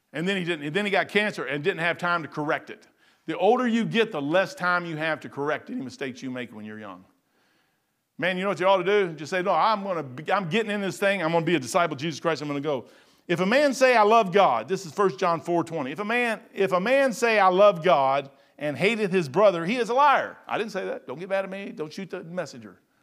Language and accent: English; United States; I'm American true bone. I'm all the way through and through, man. I'm American.